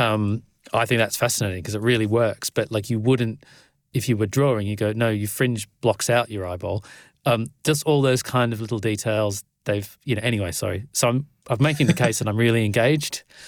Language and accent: English; Australia; I'm Australian